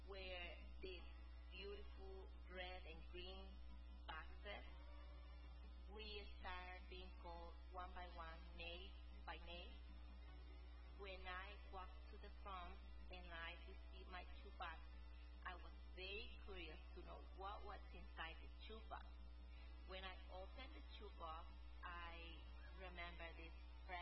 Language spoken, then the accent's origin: English; El Salvador; I am from El Salvador